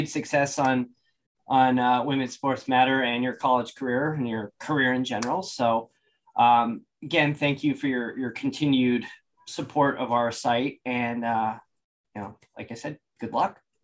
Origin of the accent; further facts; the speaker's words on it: hometown with a Purdue regional campus, Indiana, United States; i went to a, a purdue regional campus that happened to be in my hometown